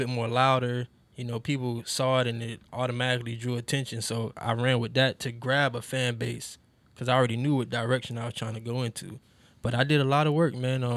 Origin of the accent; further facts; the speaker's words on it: Miami, Florida, United States; moved away as an adult; now in Jacksonville, United States; I'm from Miami, Florida